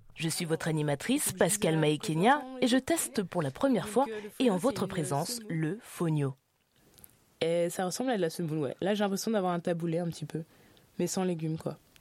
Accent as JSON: {"language": "French", "country": "Côte d’Ivoire", "said": "chez moi en Côte d'Ivoire"}